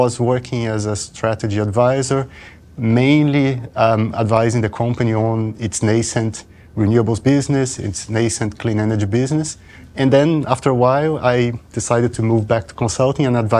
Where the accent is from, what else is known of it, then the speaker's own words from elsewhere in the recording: Brazil; moved away; I'm originally from Brazil